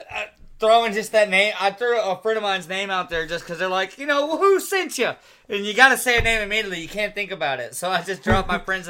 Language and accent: English; Boston, Massachusetts, United States; from Boston, not New Jersey, from Boston. But … from Boston.